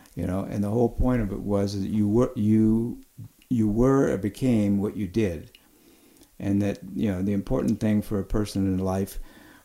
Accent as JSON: {"language": "English", "town": "Oxnard", "region": "California", "country": "United States", "tie": "born or raised there", "said": "I grew up in Oxnard, California. I'd gone to grammar school and high school in the same place."}